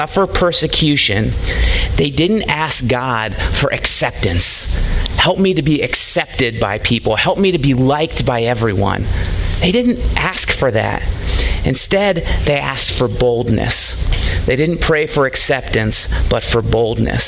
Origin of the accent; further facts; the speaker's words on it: United States; it's getting less and less popular to be a Christian in our country